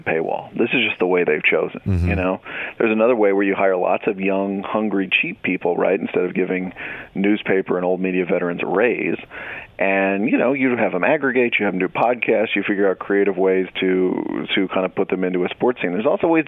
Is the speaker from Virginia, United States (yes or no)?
no; Dallas, Texas, United States; I'm from Dallas, so I follow the Cowboys